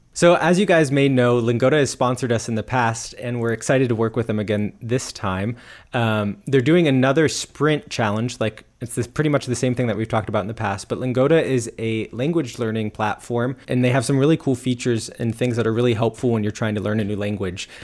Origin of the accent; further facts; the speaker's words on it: United States; being an American